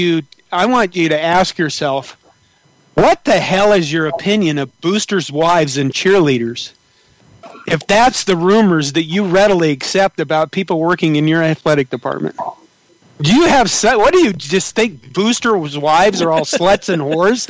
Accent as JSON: {"language": "English", "town": "Curtis", "region": "Nebraska", "country": "United States", "tie": "born or raised there", "moved": "yes", "said": "I went back to my hometown, and I was sitting at a bar, one of my hometown bars in Curtis"}